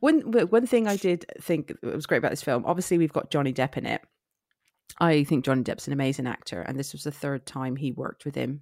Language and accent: English; Somerset, South West England, United Kingdom; accent: Somerset; I am from Somerset